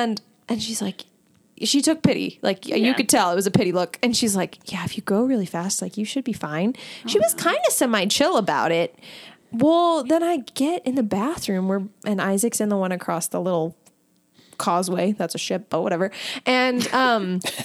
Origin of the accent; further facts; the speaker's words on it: Midwest, United States; We are all from the Midwest